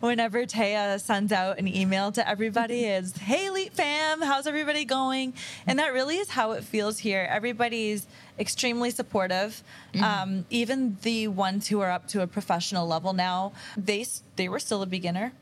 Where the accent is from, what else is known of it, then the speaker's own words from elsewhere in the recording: Kingston, Ontario, Canada; moved away as an adult; now in Windsor, Canada; I moved here from Kingston